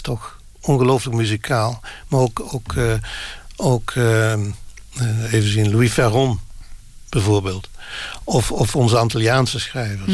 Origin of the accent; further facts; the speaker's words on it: Limburg, Netherlands; first language Limburgish dialect; Dutch is a second language; ik ben Limburger